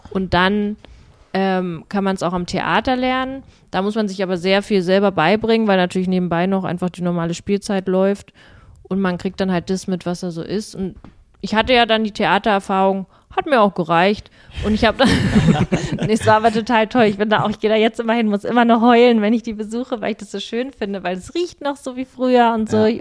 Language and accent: German; Berlin, Germany; als Berliner